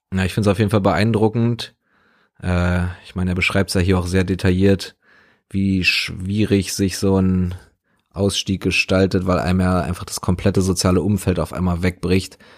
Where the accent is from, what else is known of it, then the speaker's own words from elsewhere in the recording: Berlin, Germany; So, ich bin in Westberlin aufgewachsen, beziehungsweise meine Familie sind, sind Westdeutsche, Westberliner.